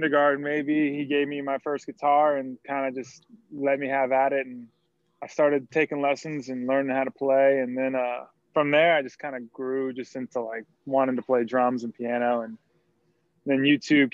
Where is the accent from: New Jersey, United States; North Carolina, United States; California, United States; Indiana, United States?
North Carolina, United States; Raleigh; now in Charleston, United States; Originally from Raleigh, North Carolina